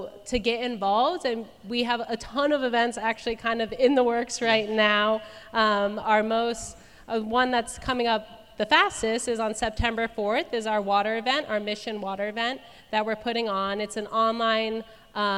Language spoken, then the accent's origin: English; Arizona, United States; moved away as an adult; now in Cookeville, United States; I was born and raised in Arizona, and I've lived in Cookeville for the last, I think, almost 5 years